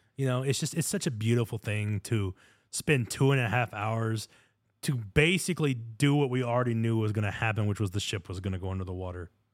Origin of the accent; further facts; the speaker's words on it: United States; being born American